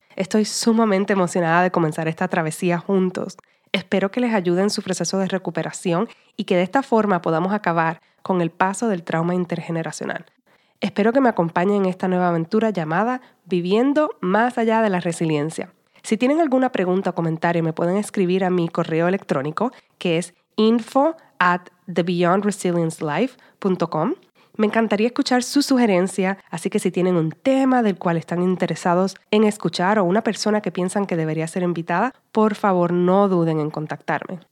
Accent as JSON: {"language": "Spanish", "country": "Puerto Rico", "tie": "born or raised there", "first_language": "Spanish", "moved": "yes", "lives_now": "Los Angeles, United States", "said": "Nací y me crié en la isla de Puerto Rico y actualmente vivo y trabajo en Los Ángeles."}